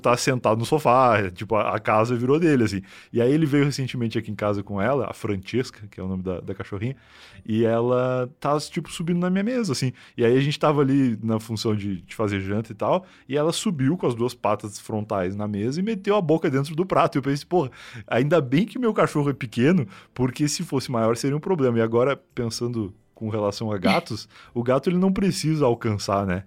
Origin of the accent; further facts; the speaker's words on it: Rio Grande do Sul, Brazil; now in São Paulo, Brazil; eu saí do Rio Grande do Sul, né, fazendo essas coisas, vir morar em São Paulo